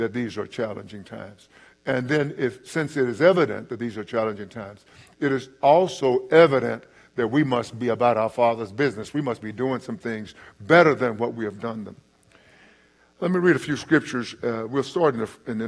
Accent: East Texas, United States; I'm from East Texas. We talk very slow, very slowly

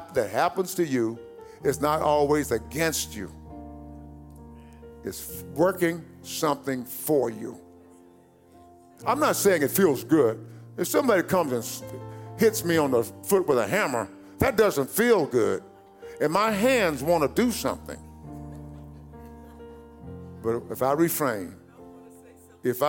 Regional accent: East Texas, United States; growing up in East Texas.

